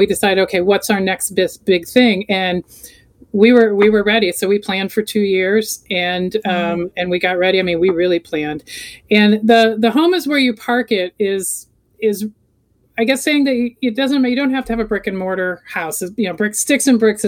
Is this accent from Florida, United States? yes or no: yes; Florida, United States; moved away as an adult; also born or lived in Colorado; I grew up in Florida, moved to Colorado in 95